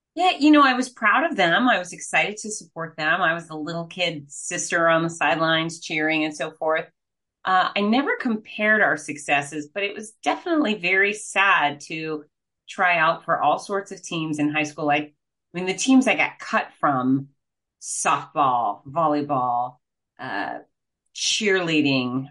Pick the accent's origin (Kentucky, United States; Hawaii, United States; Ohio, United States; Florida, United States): Florida, United States; Fort Lauderdale; I'm from Fort Lauderdale, Florida